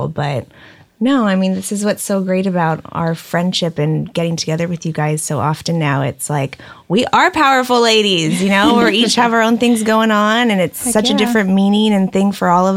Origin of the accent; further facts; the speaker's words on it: Fountain Valley, California, United States; also born or lived in Hoboken, New Jersey; I'm born and raised Orange County